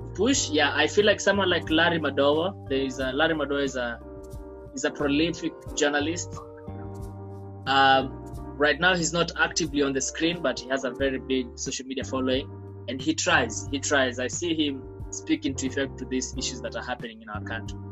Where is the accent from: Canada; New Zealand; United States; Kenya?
Kenya